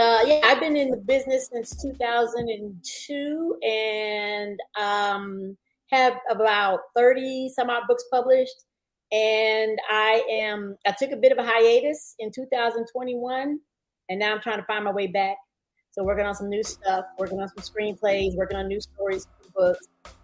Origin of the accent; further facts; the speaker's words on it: Denver, Colorado, United States; also born or lived in Texas; now in New Orleans, United States; I was originally born in Texas, but I was raised in Denver, Colorado.